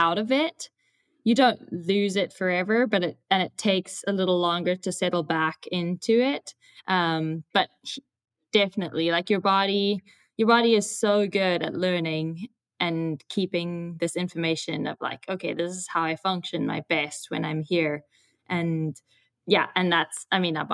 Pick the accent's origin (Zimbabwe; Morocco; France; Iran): Zimbabwe; moved away as an adult; now in United States; I am from Zimbabwe.